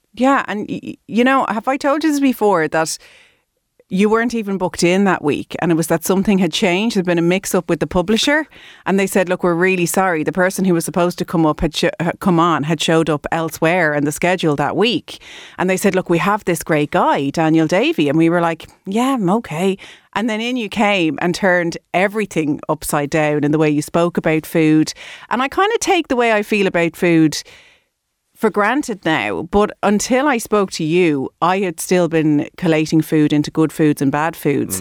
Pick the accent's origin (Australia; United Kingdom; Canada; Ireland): Ireland; Irish people